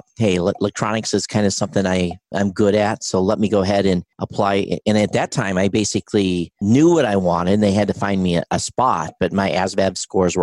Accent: Quincy, Michigan, United States; I grew up in Quincy, Michigan, which was a small rural community in southern Michigan

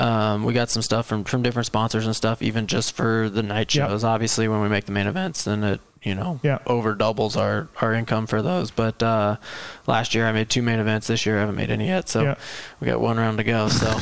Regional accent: Illinois, United States; I'm from the Midwest, so, we got, a big yard and a barn and a track and everything in the backyard

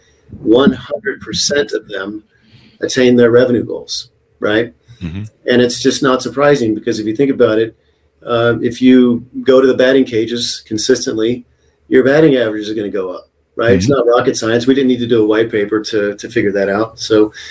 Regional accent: United States; also born or lived in Texas / Oklahoma; now in San Diego, United States; growing up in Texas and Oklahoma

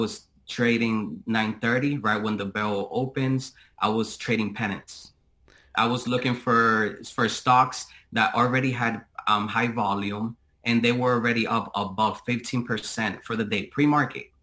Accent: Boston, Massachusetts, United States; now in Tampa, United States; I currently reside in Tampa, Florida. However, I am originally from Boston, Massachusetts.

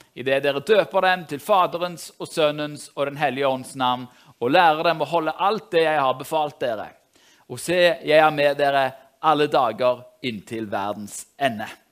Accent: Norway; jeg er jo nordmann, jeg òg

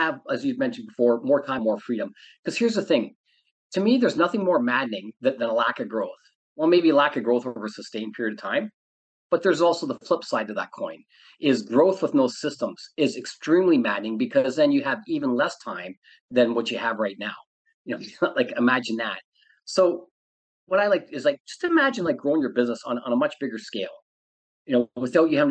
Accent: Canada; moved away as an adult; now in Southern California, United States; I am originally from Canada, but I live in Southern California.

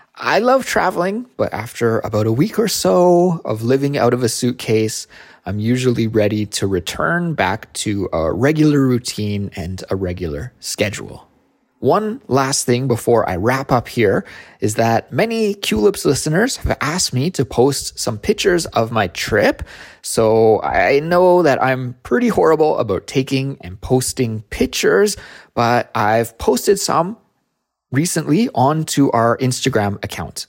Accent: Kelowna, British Columbia, Canada; moved away as an adult; now in Seoul, South Korea; my hometown which is called Kelowna

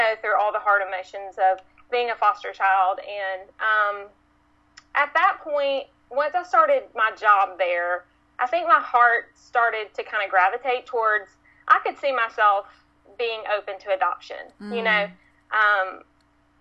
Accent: Tuscaloosa, Alabama, United States; I grew up actually in Tuscaloosa, Alabama, which is, known for football, Alabama football

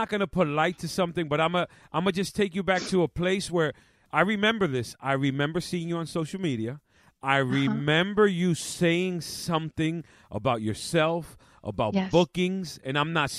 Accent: New York City, New York, United States; now in Long Island, United States; Spanish Harlem, where I was born and raised, the Boogie Down Bronx.

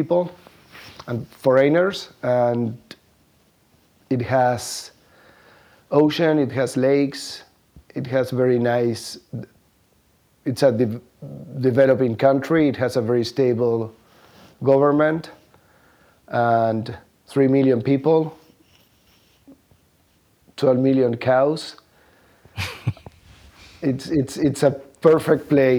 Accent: Buenos Aires, Argentina; moved away as an adult; also born or lived in Patagonia / New York; now in Uruguay; I was born in Buenos Aires. I was educated in Buenos Aires

